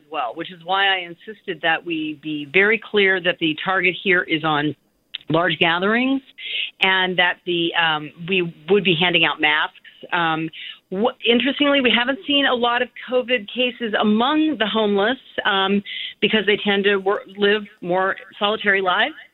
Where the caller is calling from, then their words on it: Berkeley, California, United States; I'm calling from Berkeley.